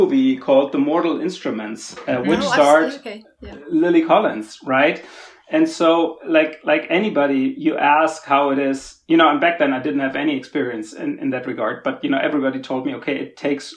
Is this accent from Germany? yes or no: yes; Germany; I'm from Germany originally.